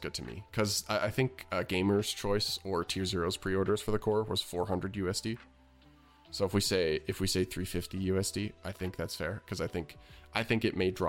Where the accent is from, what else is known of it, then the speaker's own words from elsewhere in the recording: Canada; I'm from Canada